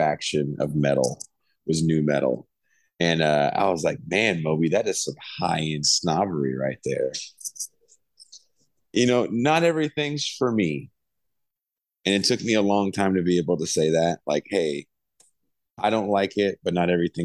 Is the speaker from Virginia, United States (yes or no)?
no; the Bay Area, California, United States; I'm from the Bay